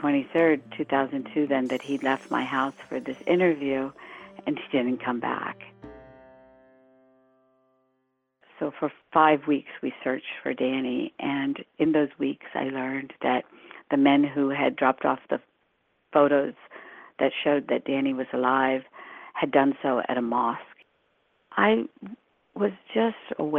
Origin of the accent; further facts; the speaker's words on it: Morgantown, West Virginia, United States; English is a second language; moved away as an adult; also born or lived in Bombay, India / Washington, D.C.; I grew up then in Morgantown, West Virginia